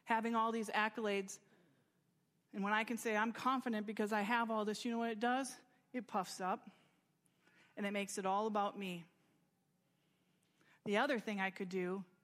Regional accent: United States; I'm proud to be American and I'm grateful for it

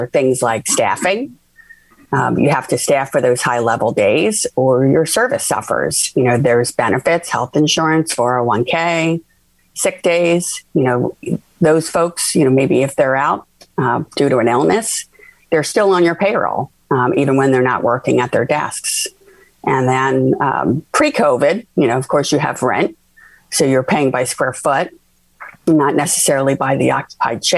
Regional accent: Philadelphia, Pennsylvania, United States; now in Florida, United States; I'm originally from Philadelphia

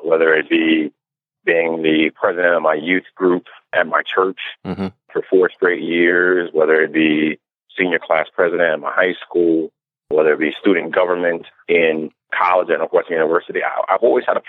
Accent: New York City, New York, United States; I was born in the Bronx

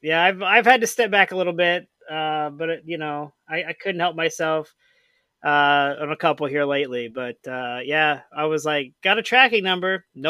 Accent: St. Louis, Missouri, United States; I'm from St. Louis.

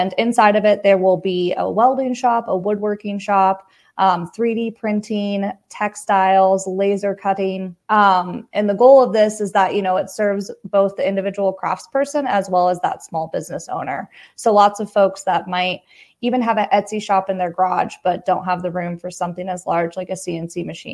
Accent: Wheat Ridge, Colorado, United States; I was born and raised in Wheat Ridge, born and raised in Jeffco

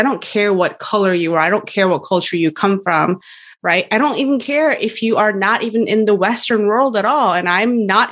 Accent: South Korea; we Koreans have sort of native ways of acknowledging

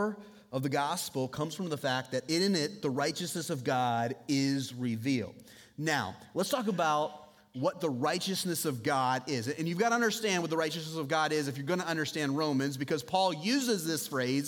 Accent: United States; now in Southeast Iowa, United States; I grew up on Lake Michigan, basically. And so I grew up where this time of year, it snows like every other day

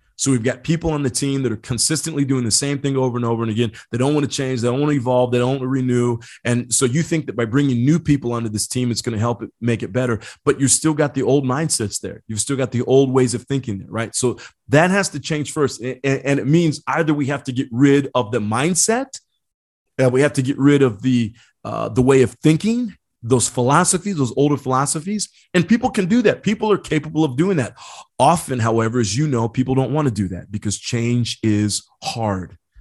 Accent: Indiana, United States; I grew up in Indiana

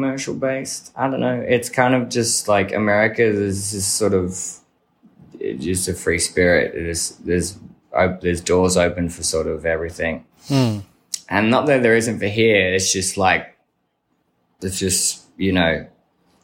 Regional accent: Melbourne, Victoria, Australia; we've grown up here in Melbourne

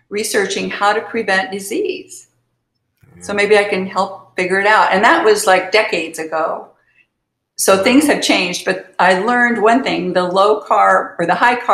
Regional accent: Kansas, United States; I was born in Kansas

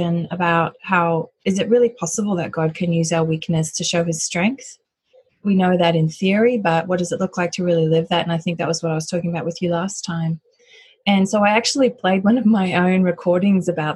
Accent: Australia; also born or lived in United States / United Kingdom; now in Cincinnati, United States; So I'm originally from Australia, but I've lived in the US and the UK for some time

